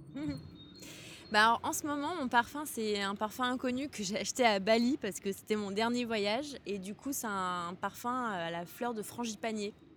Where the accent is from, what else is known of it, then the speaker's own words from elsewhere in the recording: Morocco; now in Paris, France; j'aime bien rentrer chez moi au Maroc. J'aime bien rentrer chez mes parents parce qu'ils habitent juste en face de l'océan, à Casablanca